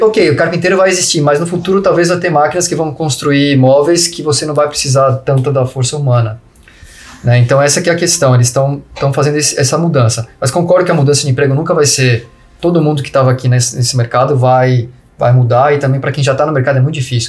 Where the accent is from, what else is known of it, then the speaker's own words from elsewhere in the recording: Brazil; moved away; a gente é brasileiro